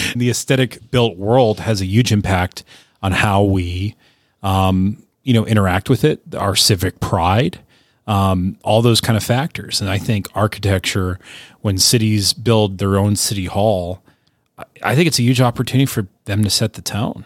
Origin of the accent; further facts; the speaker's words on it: United States; as an American